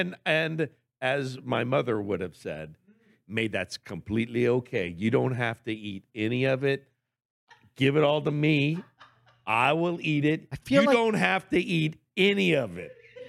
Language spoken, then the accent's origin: English; Virginia, United States; I'm from Virginia